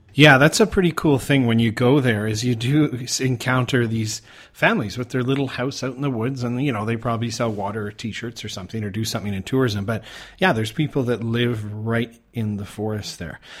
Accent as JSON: {"language": "English", "town": "Calgary", "region": "Alberta", "country": "Canada", "moved": "as an adult", "lives_now": "Thailand", "said": "I'm originally from Calgary, Canada"}